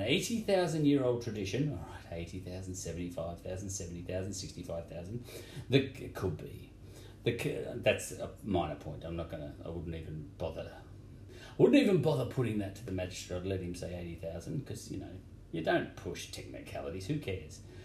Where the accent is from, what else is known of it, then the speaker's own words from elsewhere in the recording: Victoria, Australia; I'm from Victoria